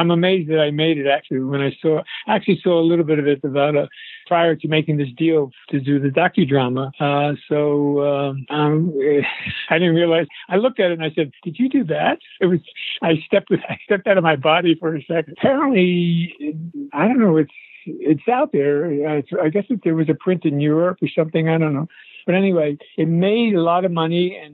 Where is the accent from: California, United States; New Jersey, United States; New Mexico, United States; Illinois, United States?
New Jersey, United States; Paterson; I grew up in Paterson, New Jersey. I graduated high school in Paterson, New Jersey